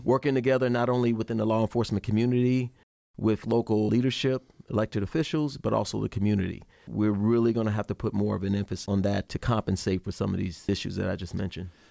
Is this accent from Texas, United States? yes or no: no; Chicago, Illinois, United States; moved away as an adult; I'm born and raised in Chicago, Illinois. I left there in 86 to join the Army